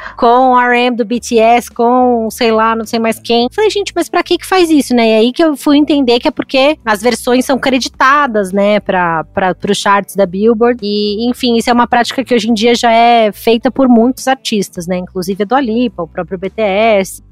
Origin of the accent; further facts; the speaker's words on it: São Paulo, Brazil; como paulista